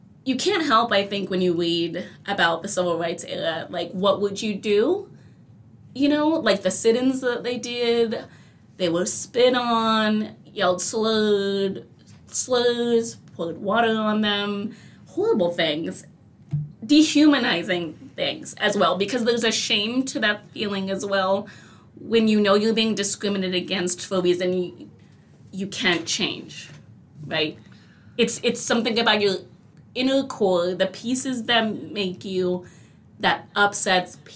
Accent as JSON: {"language": "English", "region": "California", "country": "United States", "tie": "born or raised there", "said": "I'm born and raised in California, and I've had my fair share of incidences here in this lovely state"}